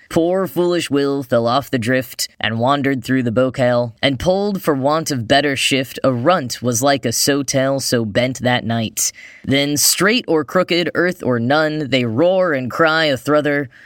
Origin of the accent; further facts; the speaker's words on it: United States; accent: American; my boring American accent